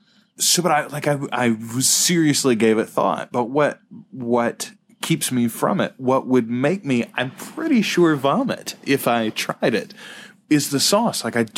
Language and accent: English; Louisiana, United States; we are from Louisiana.